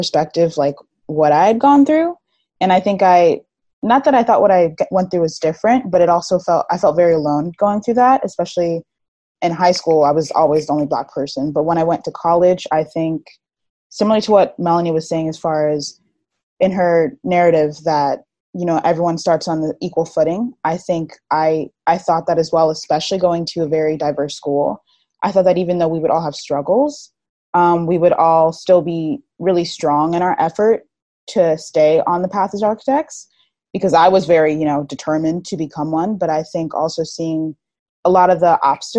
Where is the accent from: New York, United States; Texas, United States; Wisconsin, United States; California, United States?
New York, United States; Long Island; also born or lived in Harlem, New York City; now in New York City, United States; I'm from Long Island, New York, and I live currently in Harlem, New York City